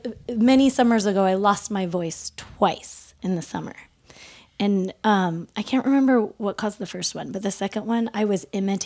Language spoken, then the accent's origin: English; Redmond, Oregon, United States; moved away; also born or lived in Portland, Oregon; did most of my, like, growing years in Central Oregon, north of Bend, before Bend was cool.